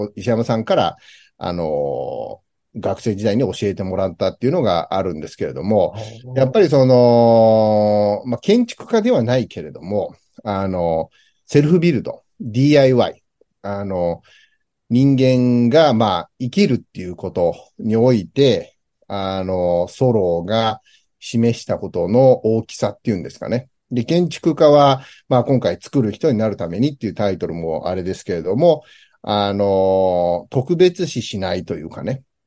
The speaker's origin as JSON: {"language": "Japanese", "country": "United States", "tie": "born or raised there", "moved": "yes", "said": "僕自身、アメリカで生まれてる"}